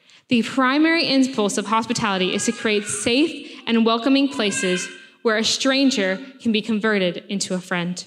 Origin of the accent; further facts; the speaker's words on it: United States; moved away as an adult; now in Sheffield, United Kingdom; if you can't tell from my accent, I am from America.